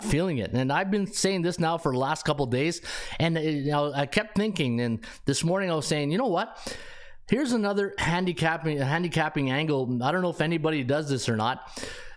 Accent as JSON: {"language": "English", "country": "Canada", "also_born_or_lived": "Ottawa", "said": "I'm sitting here in Ottawa. We're not really that close to the North Pole, but hey, I'm still Canadian"}